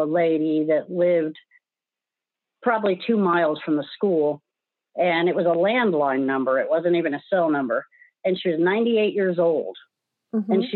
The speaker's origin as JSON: {"language": "English", "region": "Connecticut", "country": "United States", "tie": "born or raised there", "also_born_or_lived": "Colorado", "moved": "as an adult", "lives_now": "Kansas, United States", "said": "I grew up in Connecticut. And after I graduated, I moved to Colorado"}